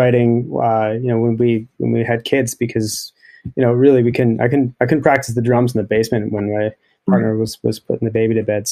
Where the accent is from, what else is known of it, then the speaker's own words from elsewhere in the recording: Thunder Bay, Ontario, Canada; now in near Toronto, Canada; growing up in Thunder Bay